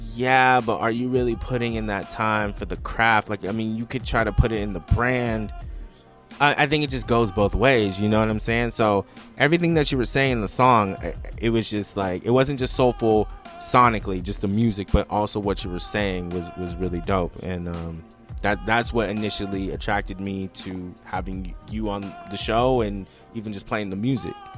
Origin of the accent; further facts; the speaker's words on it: West Coast, United States; I'm a guy from the West Coast